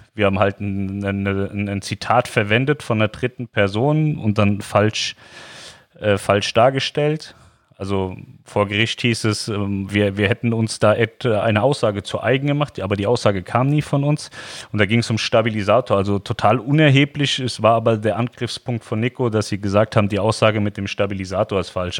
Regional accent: Germany; als Deutscher sowieso immer wieder in sein Heimatland, also wir zurück nach Deutschland

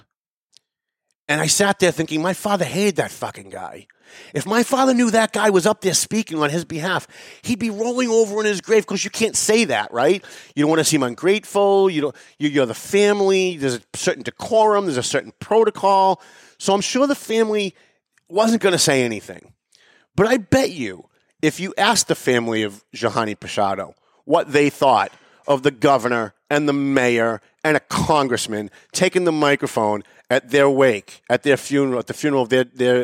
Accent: Lawrence, Massachusetts, United States; moved away as an adult; I was born and raised in Lawrence. I moved out about 15 years ago, maybe a little bit longer. But like I said, I'm in Lawrence every day

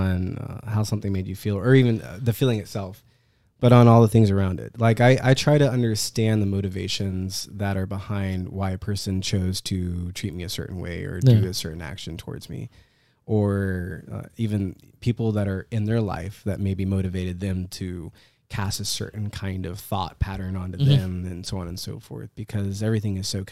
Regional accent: United States; I was born in America. I'm American.

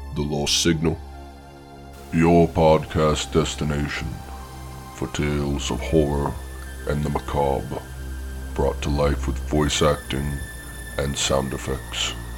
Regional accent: Franklin, Massachusetts, United States; moved away; I grew up in Franklin, Massachusetts. It, I, I don't live there anymore

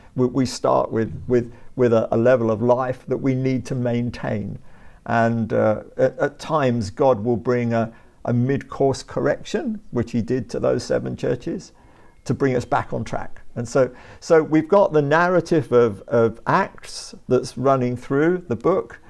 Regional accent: Brighton and Hove, South East England, United Kingdom; moved away as an adult; also born or lived in West London / South London; now in London, United Kingdom; I was born in West London, Uh, grew up in Brighton and Hove, uh, went to school there

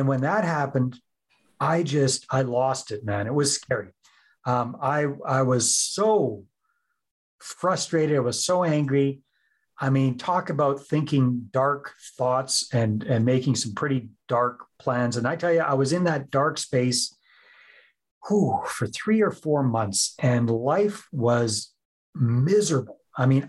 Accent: Northern British Columbia, Canada; also born or lived in San Jose, Costa Rica; now in Southern British Columbia, Canada; I'm originally from Northern British Columbia and these days live in Southern British Columbia

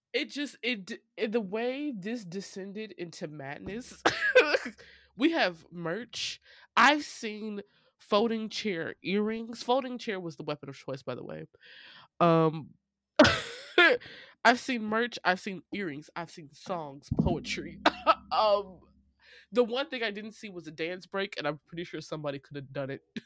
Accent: St. Louis, Missouri, United States; Saint Louis, my hometown

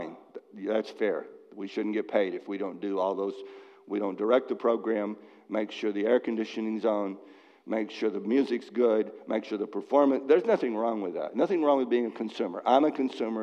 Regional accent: Dallas, Texas, United States; now in Massachusetts, United States; I was raised in Dallas

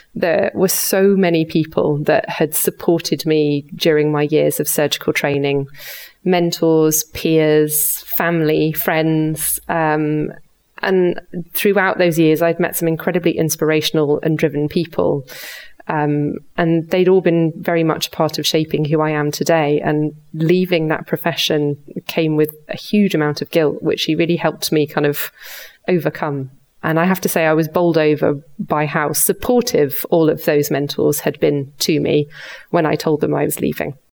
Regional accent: the north of England, United Kingdom; moved away as an adult; now in Switzerland; I was born and brought up in the north of England

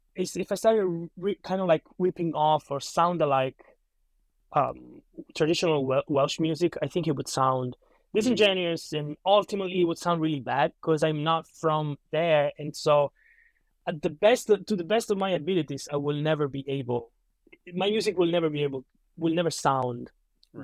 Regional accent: Calabria, Italy; moved away as an adult; also born or lived in Boston; now in Los Angeles, United States; I'm originally from Italy. Um, I uh, there for like 21 years of my life, then moved out here to attend college.

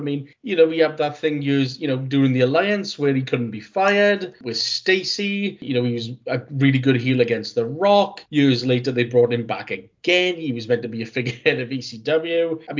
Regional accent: Wales, United Kingdom; I'm an idiot from Wales who is a Texas cowboy hat.

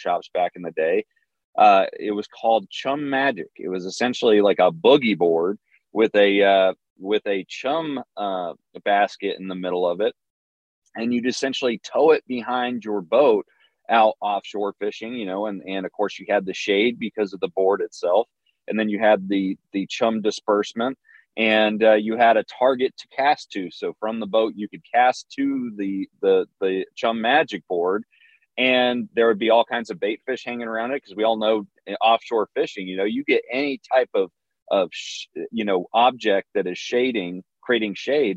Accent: Marathon, Florida, United States; moved away; also born or lived in California; I grew up in Southern Florida, actually down on the Keys in Marathon

